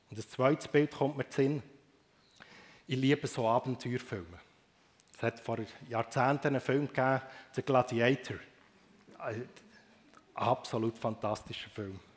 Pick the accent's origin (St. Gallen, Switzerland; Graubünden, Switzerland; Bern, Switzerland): Bern, Switzerland; aufgewachsen im Emmental. Aufzuwachsen im Emmental, das macht einem sehr gewundrig auf die Welt.